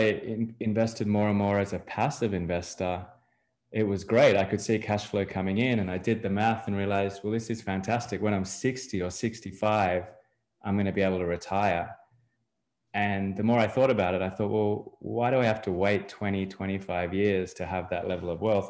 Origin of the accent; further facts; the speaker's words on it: Australia; moved away as an adult; now in Miami, United States; I'm from Australia originally. I've lived in various places in the world, but ended up in Miami, Florida, a little over three years ago.